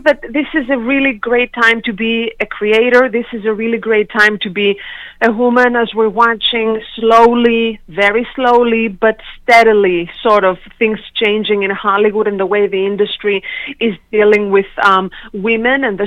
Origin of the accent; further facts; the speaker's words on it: Sindos, Central Macedonia, Greece; moved away; back home in a small town in Greece, when I was born and raised in Europe